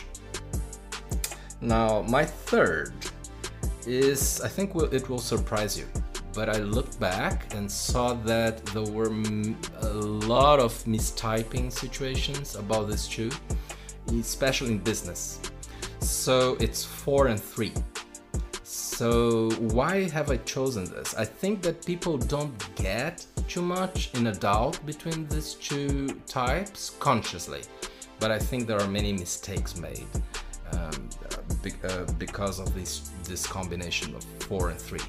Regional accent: Brazil; most of the time in Brazil, my home country

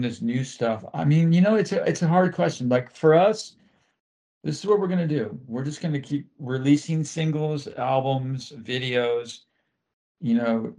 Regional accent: Florida, United States; I grew up in Florida

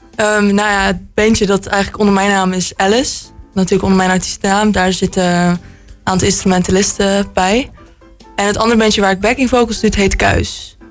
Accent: Roosendaal, North Brabant, Netherlands; ik ben 17 jaar en ik kom uit Roosendaal.

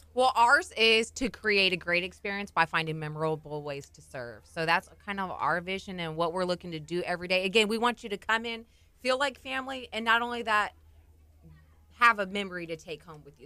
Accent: Corpus Christi, Texas, United States; moved away as an adult; I'm actually, um, formerly from Corpus Christi

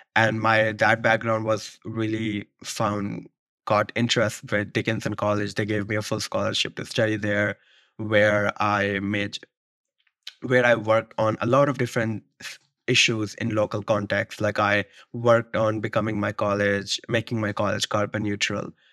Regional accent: Rawalpindi, Punjab, Pakistan; moved away as an adult; now in New York, United States; I grew up in Rawalpindi, Pakistan.

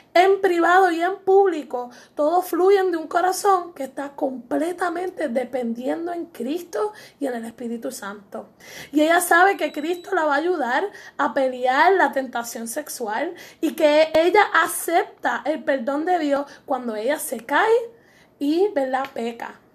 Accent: Puerto Rico; Somos puertorriqueñas y muy orgullosas de ser

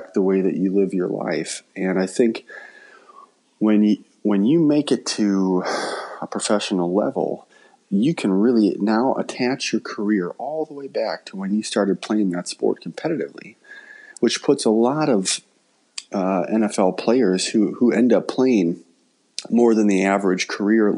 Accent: Hastings, Minnesota, United States; growing up in Hastings

